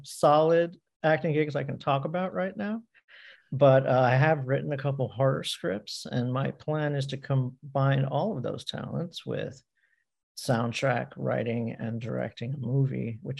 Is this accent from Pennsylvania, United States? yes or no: yes; Easton, Pennsylvania, United States; I grew up in like an hour and a half from Philly. Okay. In Lehigh Valley. I was born in Easton, Pennsylvania. It's like an hour from New York.